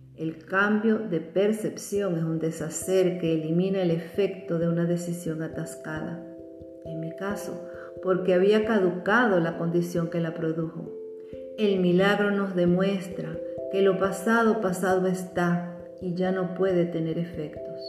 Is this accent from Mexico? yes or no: no; Venezuela; Ella trabajaba como profesora y directora de una escuela normal las escuelas normales, ya desaparecidas en Venezuela